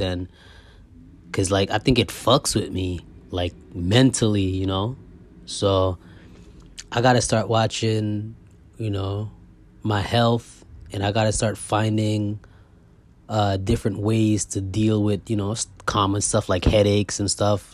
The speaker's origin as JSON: {"language": "English", "country": "Guyana", "tie": "born or raised there", "said": "I was born in Guyana"}